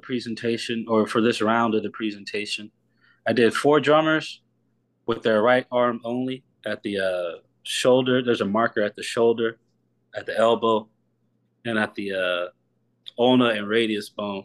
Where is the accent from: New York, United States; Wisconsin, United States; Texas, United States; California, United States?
Texas, United States; Houston; now in Austin, United States; I'm from Houston